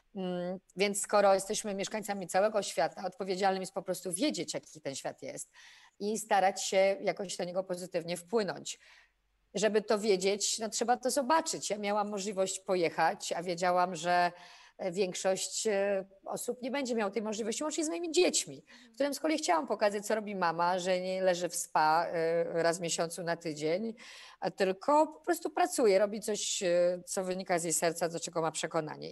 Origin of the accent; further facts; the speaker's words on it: Poznań, Greater Poland, Poland; Ja jestem poznanianką i bardzo to lubię, że stamtąd jestem.